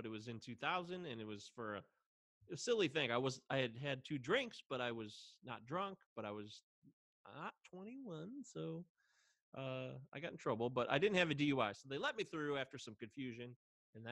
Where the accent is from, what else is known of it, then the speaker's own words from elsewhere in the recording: United States; I'm the Yankee.